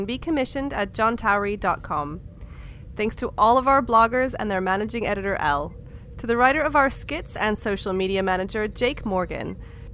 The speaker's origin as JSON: {"language": "English", "region": "England", "country": "United Kingdom", "accent": "English", "said": "my accent. It's the cadence of how we speak it in good old Engerland"}